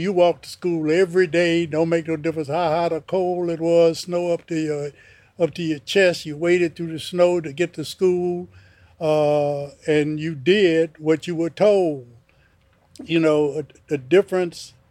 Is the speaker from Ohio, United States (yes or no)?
no; Chicago, Illinois, United States; also born or lived in Mississippi; I was born in 1937 in Mississippi, and I was raised in Chicago, Illinois. I came to Chicago when I was 2.